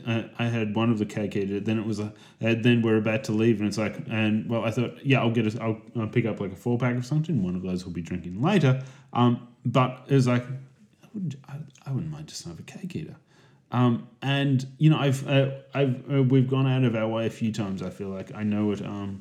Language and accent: English; Australia; We're a tiny country. We're a tiny country in population, but an enormous country in like size.